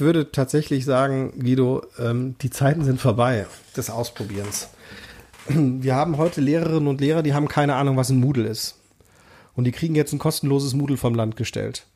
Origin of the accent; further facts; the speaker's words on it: North Rhine-Westphalia, Germany; wir kommen beide aus NRW